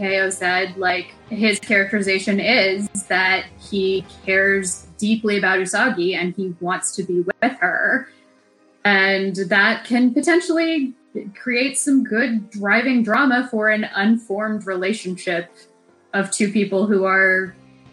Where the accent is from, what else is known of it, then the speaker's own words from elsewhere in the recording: United States; an American